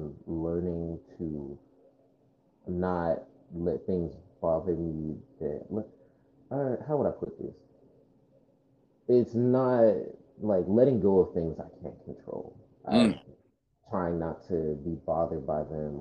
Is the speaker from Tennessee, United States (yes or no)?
no; California, United States; moved away as an adult; also born or lived in Alabama; now in Tuskegee, United States; how I grew up in California